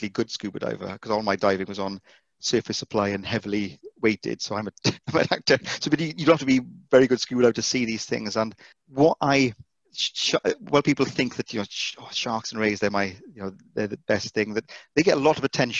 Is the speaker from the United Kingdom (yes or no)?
yes; Welsh, Wales, United Kingdom; being Welsh